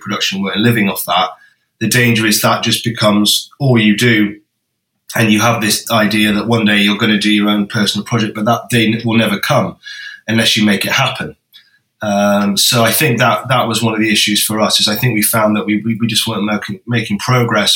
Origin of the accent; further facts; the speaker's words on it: Bakewell, East Midlands, United Kingdom; we spent some of our time growing up in Bakewell, which is quite near Matlock